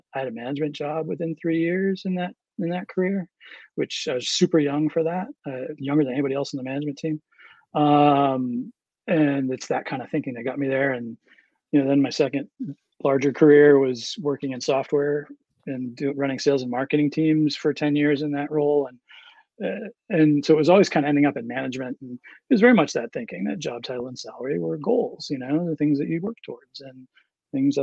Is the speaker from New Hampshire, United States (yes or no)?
yes; Berlin, New Hampshire, United States; I grew up in Berlin, New Hampshire.